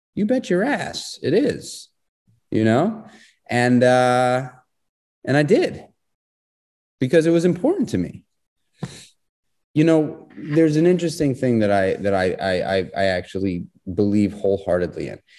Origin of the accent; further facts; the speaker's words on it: New York City, New York, United States; I grew up in New York City